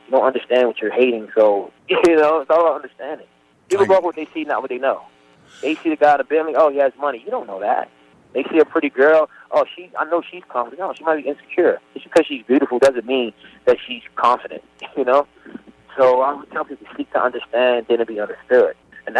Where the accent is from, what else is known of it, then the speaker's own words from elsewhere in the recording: Baltimore, Maryland, United States; honestly, I was afraid to show the world I was from Baltimore.